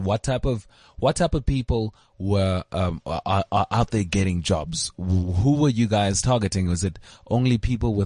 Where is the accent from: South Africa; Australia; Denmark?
South Africa